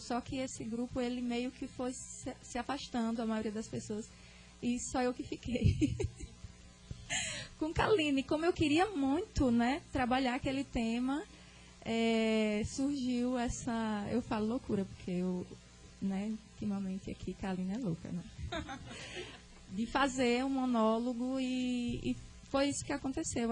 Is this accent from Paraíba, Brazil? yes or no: yes; Cachoeira dos Índios, Paraíba, Brazil; Eu sou nordestina, sou sertaneja, sou da cidade de Cachoeira dos Índios, na Paraíba.